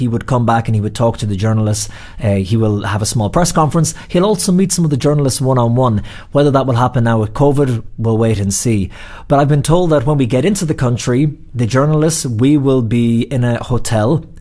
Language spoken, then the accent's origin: English; Ireland; moved away; also born or lived in New York; I'm Irish